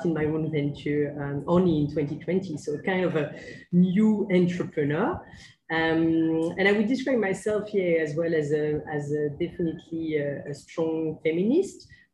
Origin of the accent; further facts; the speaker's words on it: Paris, Île-de-France, France; English is a second language; moved away as an adult; also born or lived in Manchester, United Kingdom; now in Kuala Lumpur, Malaysia; I'm indeed from France, from Paris